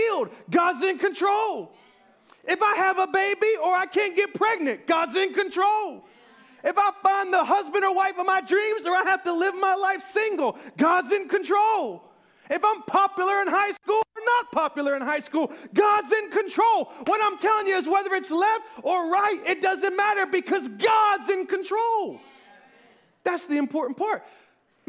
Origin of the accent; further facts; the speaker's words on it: the South, United States; I'm from the South.